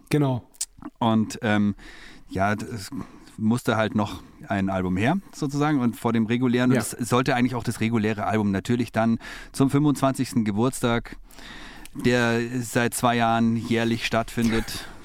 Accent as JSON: {"language": "German", "town": "Munich", "region": "Bavaria", "country": "Germany", "tie": "born or raised there", "also_born_or_lived": "Oxford", "said": "Ja, größtenteils. Also äh, allerdings äh, haben mich meine Eltern, als ich ein Jahr alt war, ähm, mit nach England genommen"}